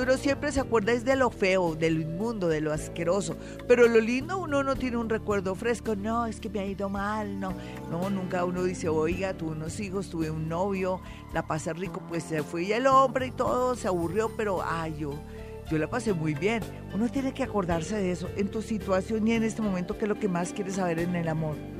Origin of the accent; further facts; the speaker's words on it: Colombia; Somos mujeres colombianas